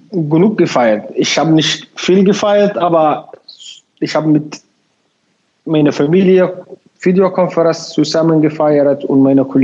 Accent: Somalia; German is a second language; now in Bremen, Germany; ich wohne in Bremen, ich komme aus Somalia. Seit fast sieben Jahren bin ich in Bremen, in Deutschland allgemein auch.

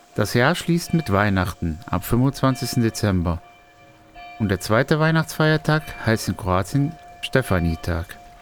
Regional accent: Germany

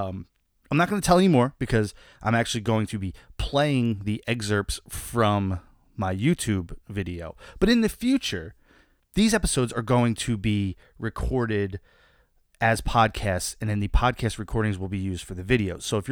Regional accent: New Jersey, United States; I'm from New Jersey.

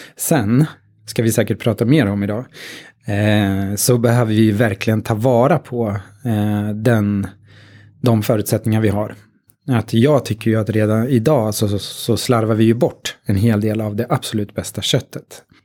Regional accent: Katrineholm, Södermanland, Sweden; Jag är um, från Katrineholm, snart 50

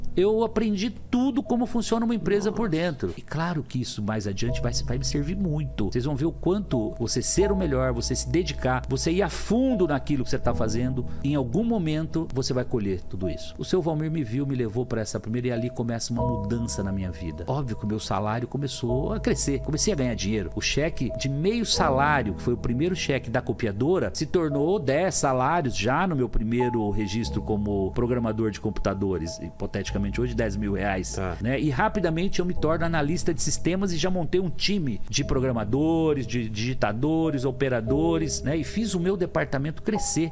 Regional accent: Lins, São Paulo, Brazil; also born or lived in Cafelândia; nasci em Cafelândia, morando em Lins com 3 anos de idade.

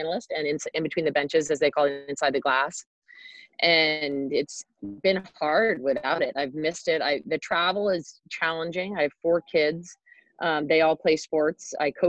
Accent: Connecticut, United States; I grew up in Connecticut

